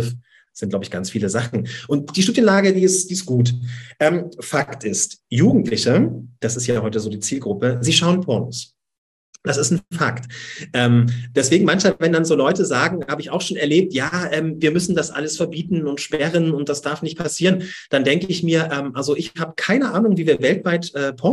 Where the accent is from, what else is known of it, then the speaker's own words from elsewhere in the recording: Dresden, Saxony, Germany; accent: Saxon; Ja, ich versuche das Sächsische etwas hinaus zu tun aus meinem Dialekt und Hochdeutsch zu reden.